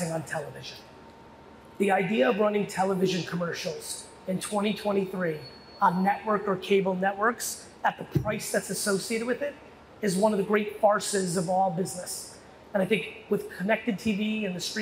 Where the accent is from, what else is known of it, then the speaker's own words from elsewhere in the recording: United States; also born or lived in USSR; I was born in the USSR. I grew up in America in the 80s